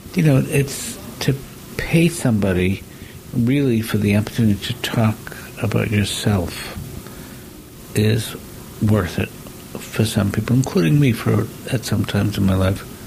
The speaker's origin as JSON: {"language": "English", "region": "New York", "country": "United States", "said": "I'm a New Yorker"}